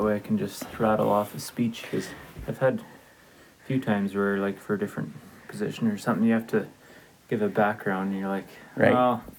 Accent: Chilliwack, British Columbia, Canada; moved away as an adult; Oh, I was born in Chilliwack

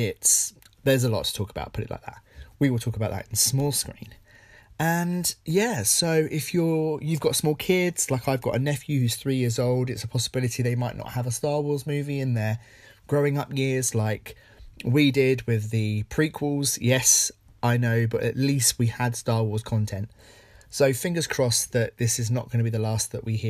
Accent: Essex, East of England, United Kingdom; I grew up in Essex, and when I was at school

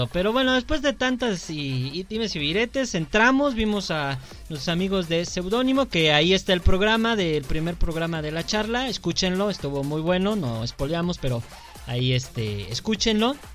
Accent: León, Guanajuato, Mexico; soy de León

